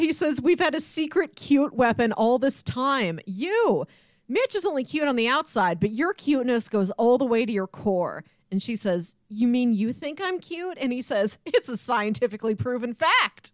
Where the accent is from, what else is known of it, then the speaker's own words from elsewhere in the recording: St. Louis, Missouri, United States; We're from Saint Louis.